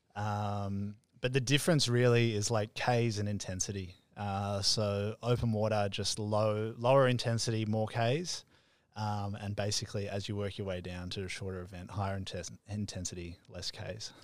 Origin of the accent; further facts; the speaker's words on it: Melbourne, Victoria, Australia; moved away as an adult; now in Gold Coast, Australia; I grew up in Melbourne my whole life.